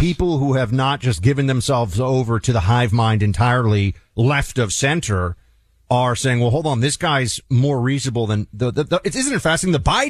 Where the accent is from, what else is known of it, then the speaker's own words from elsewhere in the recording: United States; I am an American.